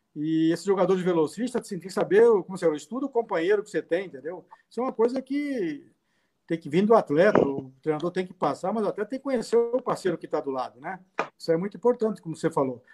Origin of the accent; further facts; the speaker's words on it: Cubatão, São Paulo, Brazil; also born or lived in Rio de Janeiro; eu sou carioca, assim, nasci no Rio, né? Nasci, fui com seis meses, uma idade, fui para Cubatão, que é o Jardim Casqueiro, que é de Cubatão